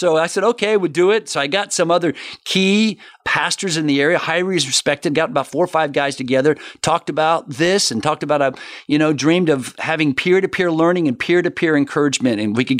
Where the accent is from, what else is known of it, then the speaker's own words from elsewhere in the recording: Florida, United States; also born or lived in Miami; I've been here almost all my life. I'm a Florida boy, born in Miami, grew up, moved here when I was age one.